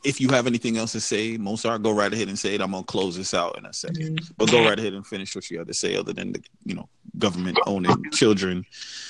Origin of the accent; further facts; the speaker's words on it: Jamaica; I'm from Jamaica